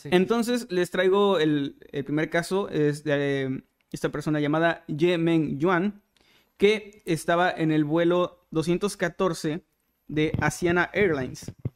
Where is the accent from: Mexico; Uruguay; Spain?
Mexico; nosotros como mexicanos